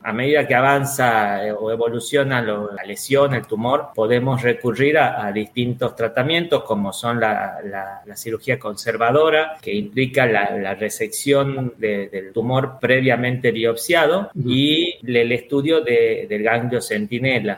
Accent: Argentina; now in Valencia, Spain; actualmente soy argentino y actualmente estoy viviendo en España en Valencia

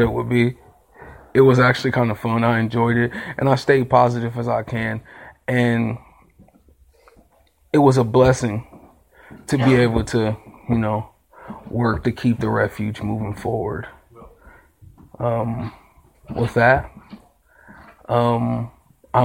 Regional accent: Akron, Ohio, United States; I'm from Akron, Ohio

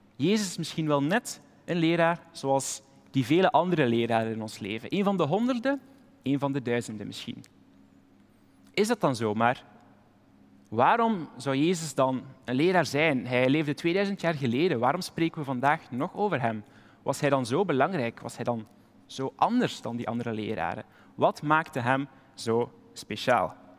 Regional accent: Flanders, Belgium; maar als Belg zijn we er typisch goed

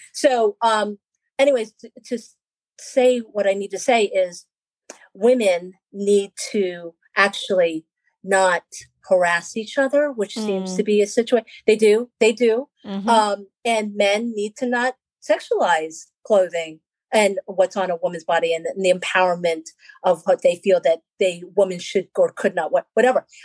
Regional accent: Philippines; I'm Filipino, so I'm from the islands

